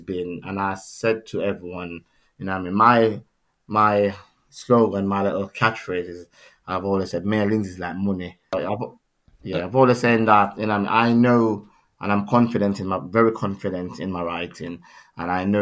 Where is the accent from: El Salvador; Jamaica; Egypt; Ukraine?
Jamaica; Kingston; moved away as an adult; now in Nottingham, United Kingdom; I was born and grown in Kingston, Jamaica